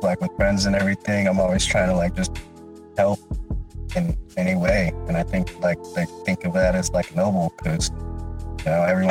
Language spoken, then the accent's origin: English; Philippines; I'm Filipino